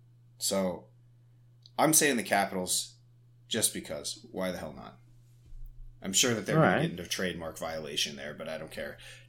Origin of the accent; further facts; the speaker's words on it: United States; I'm American.